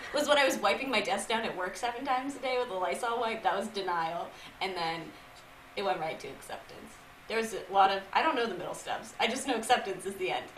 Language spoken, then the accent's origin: English; Massachusetts, United States; moved away as an adult; now in New York City, United States; I'm from Massachusetts originally